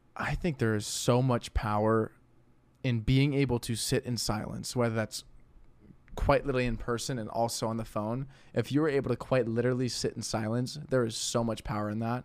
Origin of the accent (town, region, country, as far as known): St. Louis, Missouri, United States